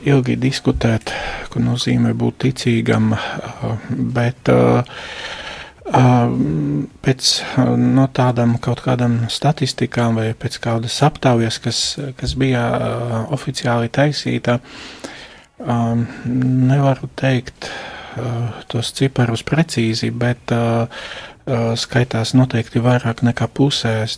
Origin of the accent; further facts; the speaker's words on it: Košice Region, Slovakia; Latvian is a second language; moved away as an adult; now in Latvia; Es esmu no Slovākijas austrumu daļas, no Košicas arhidiecēzes. Es no 2003. gada esmu priesteris un astoņus gadus es kalpoju Slovākijas draudzēs, pirms es atbraucu uz Latviju.